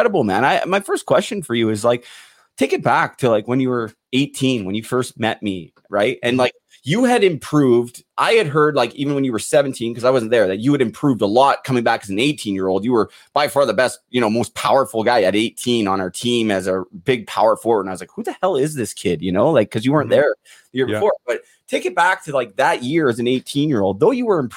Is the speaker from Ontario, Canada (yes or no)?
no; Vancouver, British Columbia, Canada; my hometown Vancouver Canucks